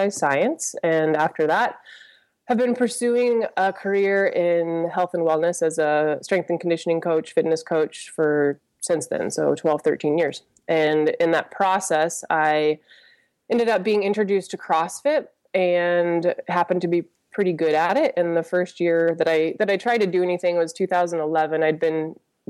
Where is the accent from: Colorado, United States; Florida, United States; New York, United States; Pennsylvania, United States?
Colorado, United States; Rifle; I was born on March 3rd in a small town called Rifle, Colorado. There's like 3,000 people there, and that's where I was raised in the same house